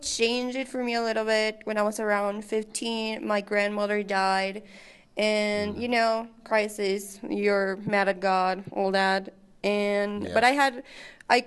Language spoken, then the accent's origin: English; Mexico; I was born and raised in Mexico.